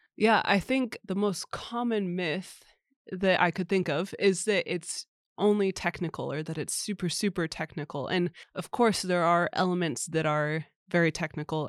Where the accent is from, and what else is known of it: United States; moved away as an adult; now in Sweden